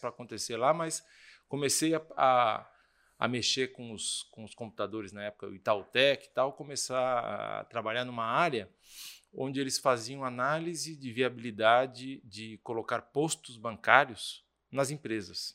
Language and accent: Portuguese; São Paulo, Brazil; also born or lived in France; eu sou de São Paulo